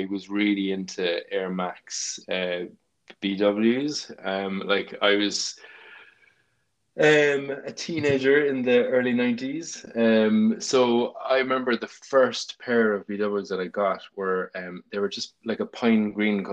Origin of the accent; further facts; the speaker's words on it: Cork, Munster, Ireland; I'm from Ballyvlan in Cork, and there was a stream near our school